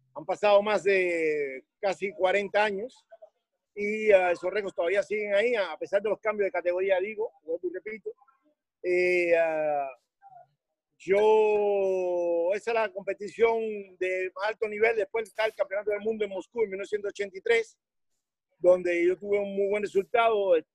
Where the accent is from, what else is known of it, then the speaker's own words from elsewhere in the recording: Havana, Cuba; moved away as an adult; soy cubano de La Habana